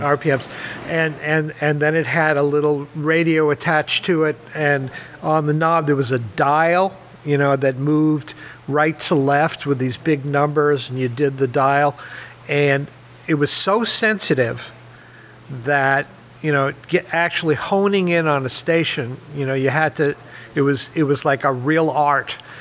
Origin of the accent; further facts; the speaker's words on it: New York City, New York, United States; moved away; I grew up in Manhattan in New York